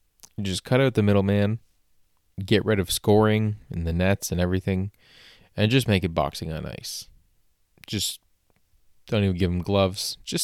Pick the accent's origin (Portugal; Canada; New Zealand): Canada; I think I've disgraced myself as a Canadian enough for one day